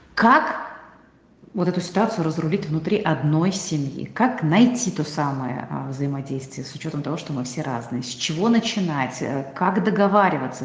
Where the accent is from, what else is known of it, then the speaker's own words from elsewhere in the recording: Tatarstan, Russia; я татарка